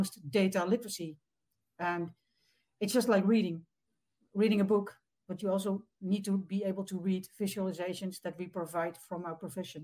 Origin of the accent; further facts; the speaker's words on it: Netherlands; from the Netherlands, across the ocean, way across